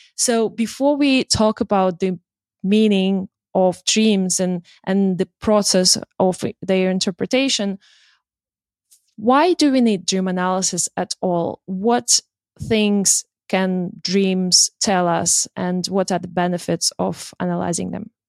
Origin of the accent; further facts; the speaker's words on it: Russia; moved away; I'm from Russia originally